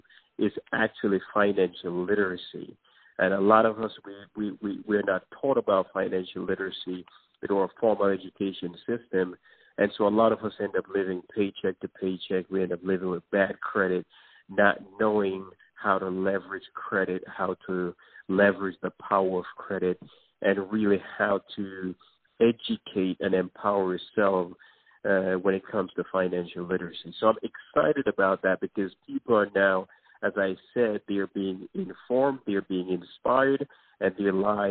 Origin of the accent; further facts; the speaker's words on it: New York City, New York, United States; also born or lived in Jamaica; I was born in Jamaica and grew up in the Bronx in New York City